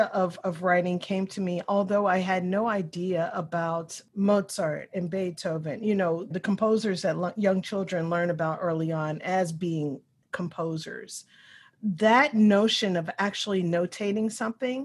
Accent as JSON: {"language": "English", "town": "Louisville", "region": "Kentucky", "country": "United States", "tie": "born or raised there", "said": "I was raised in the West End of Louisville, Kentucky"}